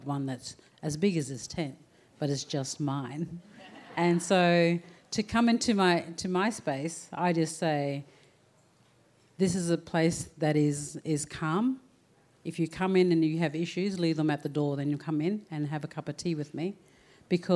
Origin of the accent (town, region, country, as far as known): Townsville, Queensland, Australia; born or raised there; also born or lived in Murray Island